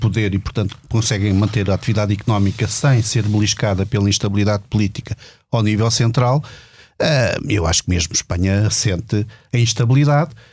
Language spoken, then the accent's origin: Portuguese; Portugal